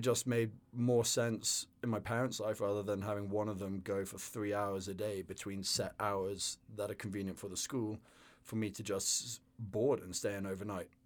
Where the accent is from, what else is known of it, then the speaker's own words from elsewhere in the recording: the north of England, United Kingdom; also born or lived in London; I grew up in northern England and uh, yeah, went to various boarding schools around in the countryside